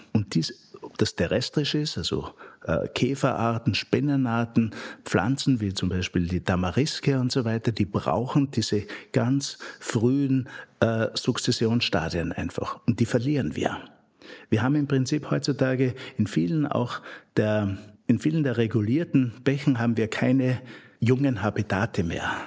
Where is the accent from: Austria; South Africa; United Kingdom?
Austria; Upper Styria; moved away as an adult; now in Frankfurt, Germany; in meiner eigenen Heimat, wo ich geboren bin, in der, in, in der Obersteiermark